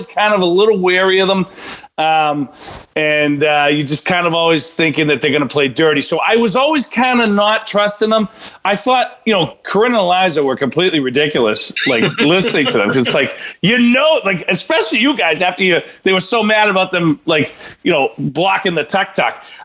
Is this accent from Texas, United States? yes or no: no; Boston, Massachusetts, United States; I'm from Boston